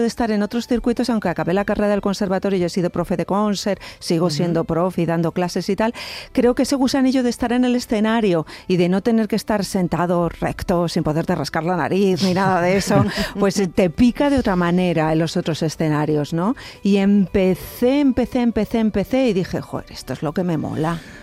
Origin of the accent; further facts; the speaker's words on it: Cuenca, Castilla-La Mancha, Spain; yo soy de Cuenca